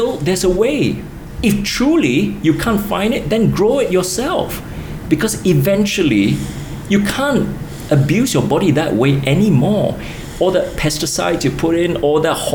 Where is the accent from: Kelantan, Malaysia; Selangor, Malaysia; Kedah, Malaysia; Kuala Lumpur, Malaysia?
Kelantan, Malaysia; Kota Bharu; moved away; I lived through the years when I grew up in Kota Baru.